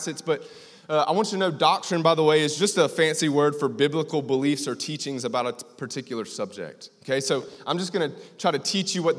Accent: Greenville, South Carolina, United States; I am from Greenville, South Carolina

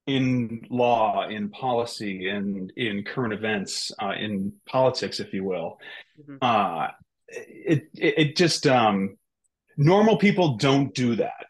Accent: Maine, United States; moved away; I'm a person from Maine

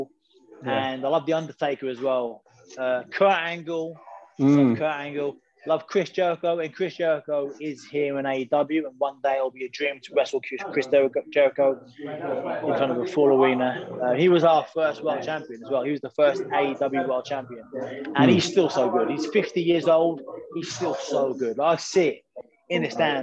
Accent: United Kingdom; I'm British

